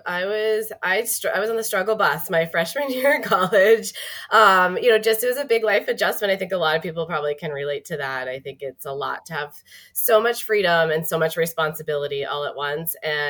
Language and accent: English; Manchester, New Hampshire, United States; also born or lived in Prague / Singapore / Exeter, New Hampshire; I'm originally from New Hampshire, born and raised